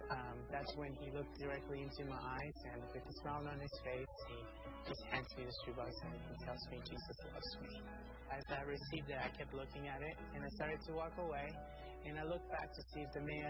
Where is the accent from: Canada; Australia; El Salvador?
El Salvador; moved away; I'm from El Salvador.